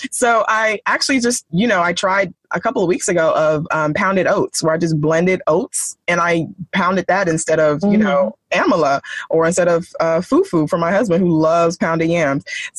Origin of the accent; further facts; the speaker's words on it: Nigeria; literally being Nigerian, our food is like number one thing to our hearts